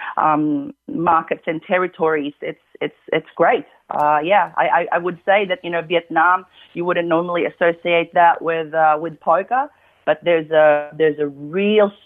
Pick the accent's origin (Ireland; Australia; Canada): Australia; Melbourne, Victoria; moved away; I'm originally from Melbourne, Australia